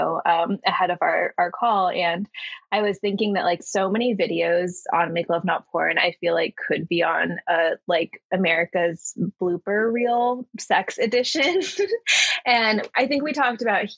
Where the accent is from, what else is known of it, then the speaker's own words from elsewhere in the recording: Texas, United States; I grew up in Texas